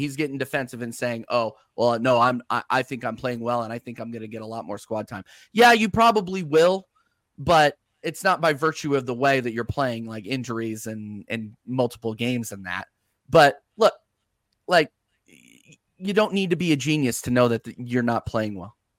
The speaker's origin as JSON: {"language": "English", "country": "United States", "said": "I'm an American"}